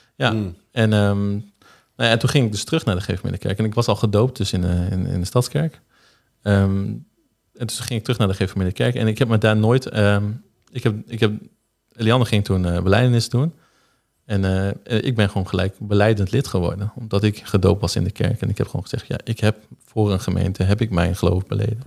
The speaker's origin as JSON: {"language": "Dutch", "town": "Zuidhorn", "region": "Groningen", "country": "Netherlands", "tie": "born or raised there", "said": "ik ben geboren in Zuidhoorn eh, op 12 november in 1990."}